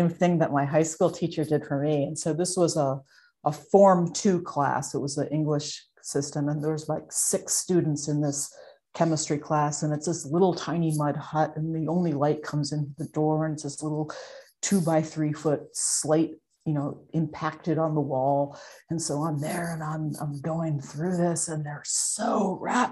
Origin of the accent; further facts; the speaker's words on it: Vermont, United States; I grew up in Vermont